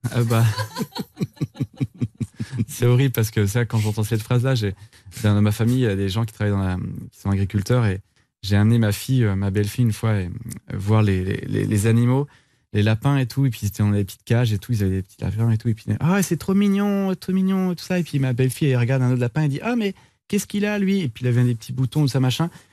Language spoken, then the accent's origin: French; Brittany, France; Je suis un breton